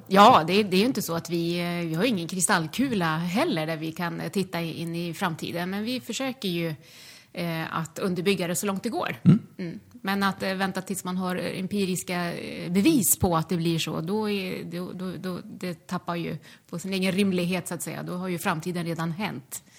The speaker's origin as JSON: {"language": "Swedish", "country": "Sweden", "tie": "born or raised there", "moved": "yes", "said": "jag är född och uppvuxen i Bullerbyn i, eh, i Småland"}